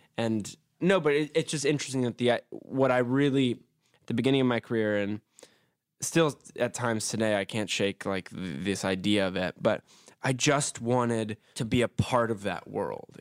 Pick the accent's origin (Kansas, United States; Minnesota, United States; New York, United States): New York, United States; New York City; I was born and raised in Brooklyn, New York